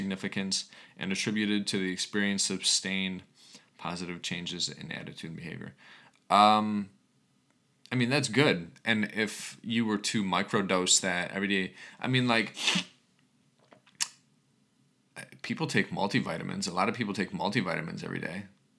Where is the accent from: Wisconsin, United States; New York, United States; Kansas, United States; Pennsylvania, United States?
New York, United States; I grew up on Long Island, and I lost my best friend to a fentanyl overdose.